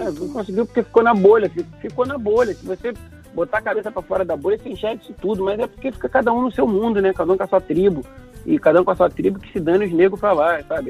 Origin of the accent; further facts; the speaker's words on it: Rio de Janeiro, Brazil; Madureira, que é meu lugar